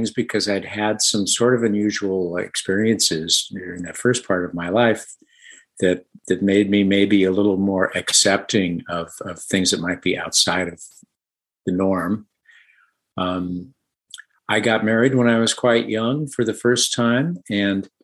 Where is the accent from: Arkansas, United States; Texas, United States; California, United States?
California, United States; San Diego; moved away as an adult; also born or lived in New York City; now in Southern California, United States; I was born in San Diego, California, on the outskirts of town, and raised in kind of a difficult situation